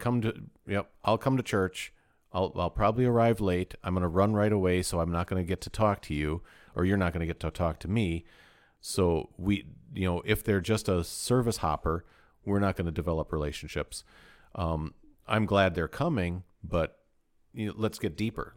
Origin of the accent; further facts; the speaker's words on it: United States; we're American